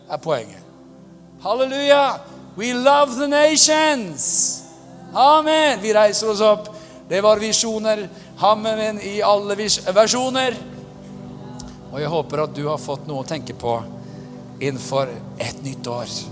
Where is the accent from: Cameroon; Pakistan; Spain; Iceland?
Pakistan; now in Norway; Jeg kommer fra Pakistan.